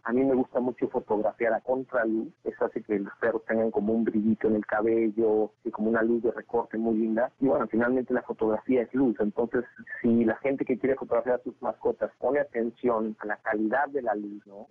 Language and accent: Spanish; Mexico; soy mexicano y hablo español